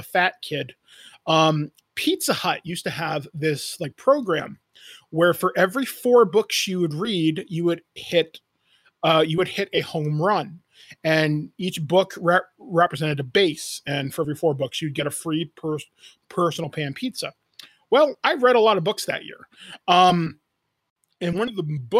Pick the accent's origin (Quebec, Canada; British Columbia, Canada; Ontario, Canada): Ontario, Canada; Owen Sound; I grew up in Northern Ontario. I grew up in a town near a place called Owen Sound